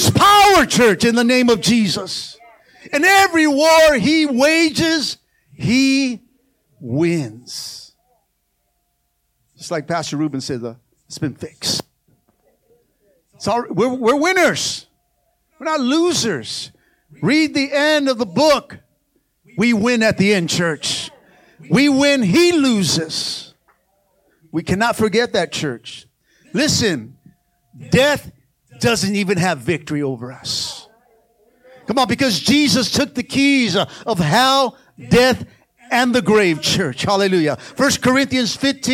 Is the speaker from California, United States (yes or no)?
yes; Los Angeles, California, United States; I'm from East